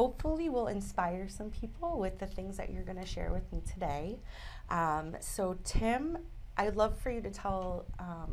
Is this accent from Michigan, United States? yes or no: yes; Detroit, Michigan, United States; I'm Italian from Detroit